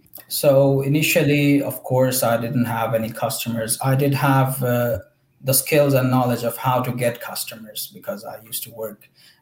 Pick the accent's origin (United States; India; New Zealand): India; English is a second language; now in ?; I'm actually from India, by the way. And I was studying in Ukraine back in 2019.